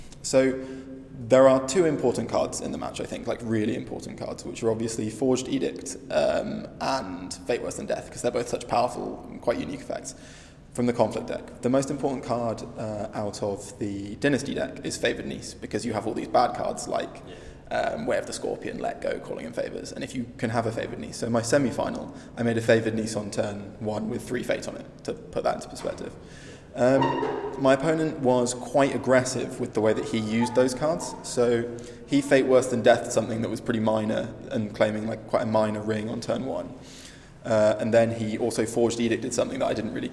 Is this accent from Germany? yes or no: no; Nottingham, East Midlands, United Kingdom; I'm from Nottingham in England.